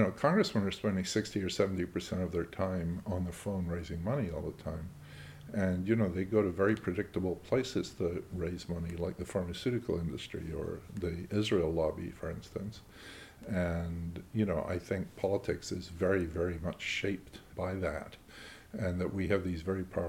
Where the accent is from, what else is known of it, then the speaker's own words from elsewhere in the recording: Scotland, United Kingdom; I'm a Scot